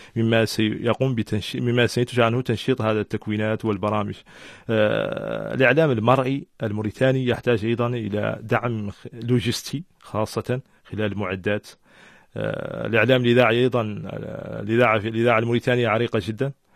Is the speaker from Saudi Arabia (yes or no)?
no; Mauritania; أنا أول موريتاني